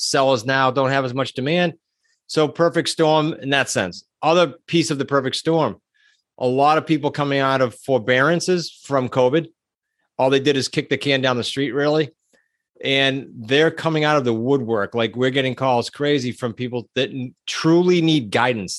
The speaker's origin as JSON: {"language": "English", "region": "New England", "country": "United States", "said": "I'm from New England, that we tend to be super blunt"}